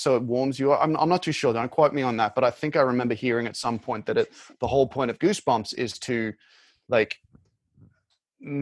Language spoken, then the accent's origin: English; Brisbane, Queensland, Australia; moved away; also born or lived in Sydney; I lived in Sydney for about six, seven years, but I'm from Brisbane